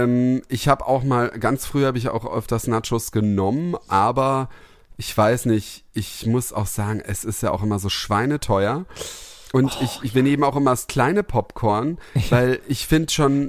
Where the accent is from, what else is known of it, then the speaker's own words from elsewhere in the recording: Heppenheim, Hesse, Germany; neben Heppenheim, dann ähm, ähm, neben meinem Heimat, in meiner Heimatstadt